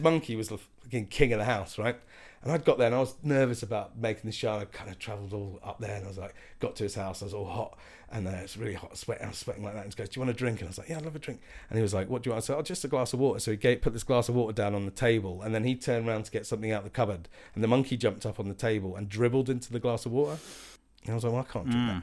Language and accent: English; Croydon, London, United Kingdom; growing up in Croydon and sort of being really Scottish